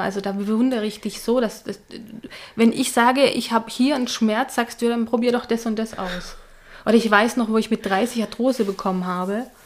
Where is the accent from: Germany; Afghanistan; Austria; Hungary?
Hungary; also born or lived in Budapest; now in Zurich, Switzerland; nach Ungarn, bin zum unserem ja, zum Haus, wo wir aufgewachsen sind